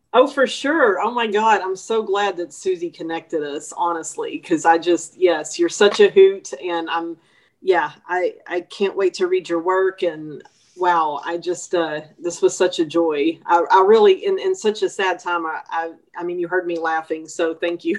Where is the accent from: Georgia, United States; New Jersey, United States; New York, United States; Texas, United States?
Texas, United States; Longview; Longview, my hometown